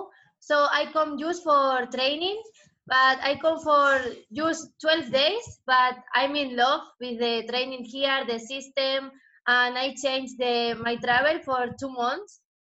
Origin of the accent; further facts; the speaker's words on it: Spain; English is a second language; now in Thailand; So, memories I don't have because him lived in Argentina and me, I grew up in Spain.